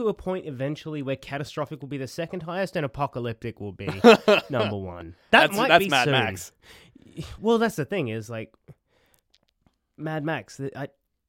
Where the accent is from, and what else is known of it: Queensland, Australia; born or raised there; now in Sydney, Australia